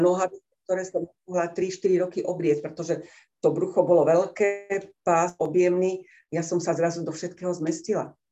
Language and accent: Slovak; Liptov, Žilina Region, Slovakia; Som z Liptova